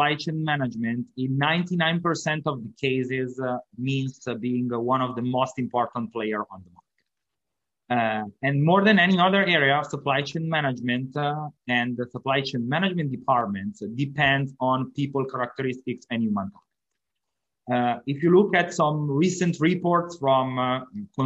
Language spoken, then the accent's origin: English; Italy; English is a second language; moved away as an adult; also born or lived in Milan, Italy; now in Miami, United States; as you can hear from my accent, I'm not from the United States. I'm from Italy.